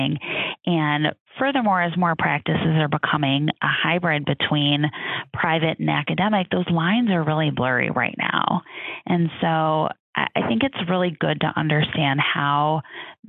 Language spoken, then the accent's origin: English; Chicago, Illinois, United States; I'm from Chicago. My husband's from Chicago. We very much wanted to return to our families.